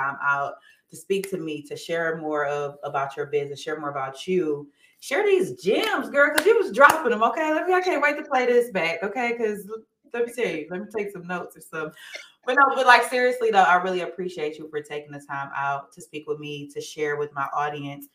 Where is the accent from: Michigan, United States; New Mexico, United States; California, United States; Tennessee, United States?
Michigan, United States; Saginaw; now in Atlanta, United States; I'm from Saginaw originally